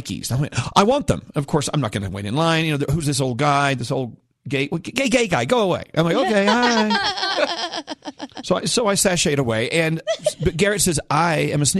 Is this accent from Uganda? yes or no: no; Scotland, United Kingdom; I'm Scottish